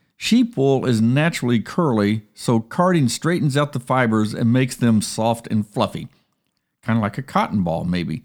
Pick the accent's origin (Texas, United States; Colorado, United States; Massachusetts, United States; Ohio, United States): Ohio, United States; Columbus; moved away; I grew up in Columbus